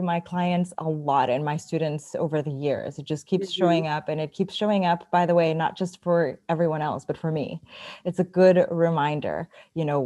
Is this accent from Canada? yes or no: no; Mexico; us Mexicans